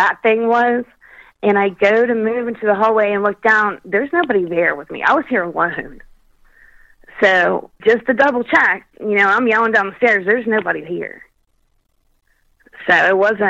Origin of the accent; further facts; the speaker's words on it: Kentucky, United States; I was brought up in Kentucky